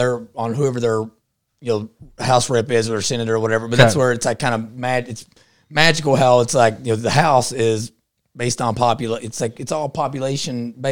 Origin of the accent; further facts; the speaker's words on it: Texas, United States; I'm from Eastern Texas, so we don't deal with chomos.